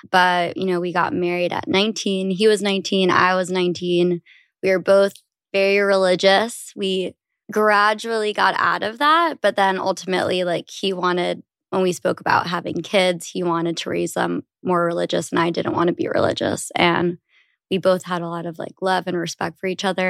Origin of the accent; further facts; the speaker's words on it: New York, United States; I am thirty years old and I'm from New York, but the suburbs